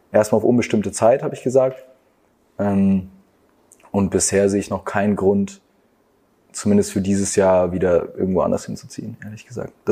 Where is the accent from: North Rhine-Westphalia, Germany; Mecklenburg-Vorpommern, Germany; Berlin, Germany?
Mecklenburg-Vorpommern, Germany; Stralsund; first language German; also born or lived in Hamburg; Ich freue mich, dass ich hier geboren bin.